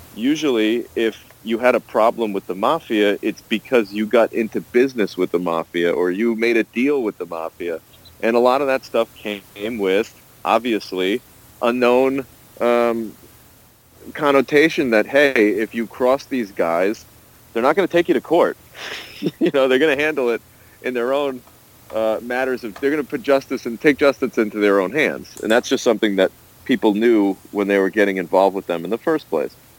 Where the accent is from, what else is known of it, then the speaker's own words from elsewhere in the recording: Rhode Island, United States; my home state of Rhode Island